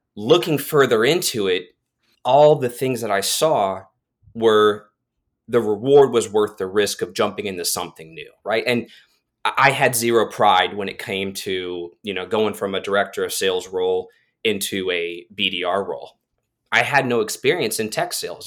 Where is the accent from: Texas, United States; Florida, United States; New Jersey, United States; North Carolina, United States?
Florida, United States; Titusville; ended up at a job fair in, in my hometown of Titusville, Florida